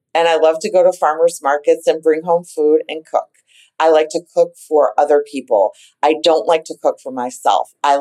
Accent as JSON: {"language": "English", "town": "Boston", "region": "Massachusetts", "country": "United States", "tie": "born or raised there", "said": "we grew up with them in the North End"}